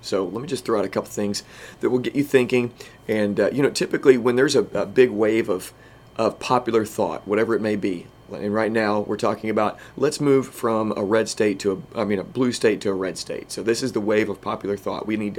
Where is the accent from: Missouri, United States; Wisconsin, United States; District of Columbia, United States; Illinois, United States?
Illinois, United States; Southern; We are from Southern Illinois.